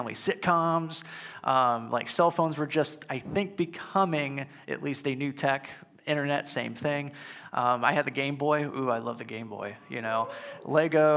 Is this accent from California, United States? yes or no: no; St. Louis, Missouri, United States; my family and I grew up near the St. Louis Zoo, or at least in driving distance